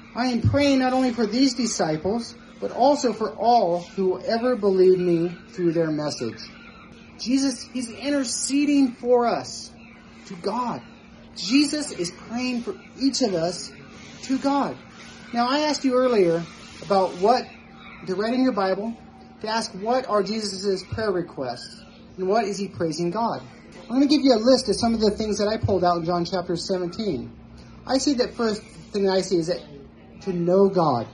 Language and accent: English; Nevada, United States; moved away; I'm from Nevada